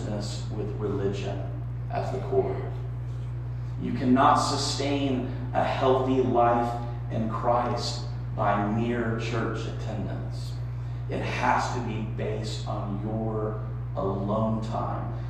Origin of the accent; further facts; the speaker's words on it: Texas, United States; now in East Liverpool, United States; I'm from Texas